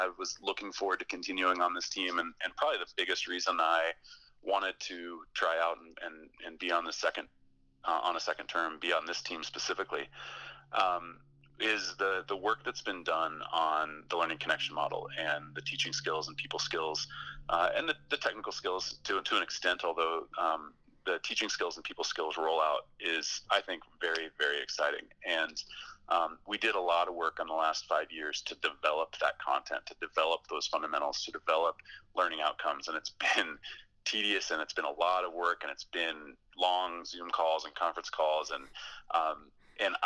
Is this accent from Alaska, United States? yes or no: yes; Fairbanks, Alaska, United States; I grew up in Alaska, and I grew up snowboarding there